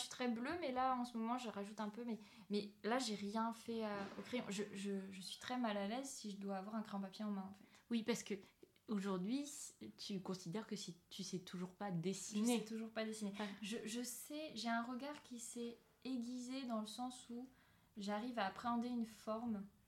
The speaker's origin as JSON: {"language": "French", "town": "Avranches", "region": "Normandy", "country": "France", "tie": "born or raised there", "also_born_or_lived": "Saint-Lô / Cherbourg / Angers", "lives_now": "Équeurdreville, France", "said": "je suis née à Saint-Lô, mais j'ai vécu jusqu'à mes 8 ans à Cherbourg. Après, mes parents ont dû déménager pour des raisons familiales, parce que j'ai un frère qui est handicapé et il y avait un centre pour l'accueillir à Avranches. Donc on a déménagé à Avranches"}